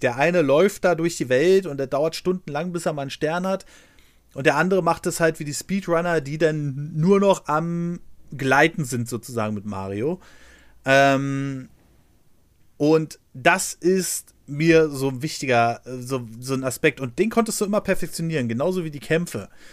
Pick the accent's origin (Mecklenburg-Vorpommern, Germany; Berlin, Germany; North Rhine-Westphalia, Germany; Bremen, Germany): Berlin, Germany; ich bin in Berlin aufgewachsen